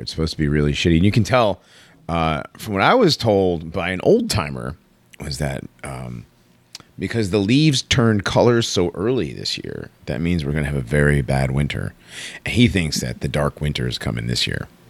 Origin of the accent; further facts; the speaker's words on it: Connecticut, United States; moved away; also born or lived in Florida; I grew up in Connecticut